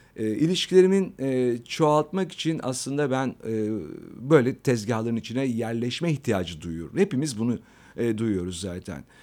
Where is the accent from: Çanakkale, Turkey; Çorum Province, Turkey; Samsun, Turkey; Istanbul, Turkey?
Istanbul, Turkey; ben aslında, e, İstanbul'da doğdum, İstanbul'da, e, yetiştim. Fatih'te, e, Vatan Caddesi'nde benim çocukluğum geçti.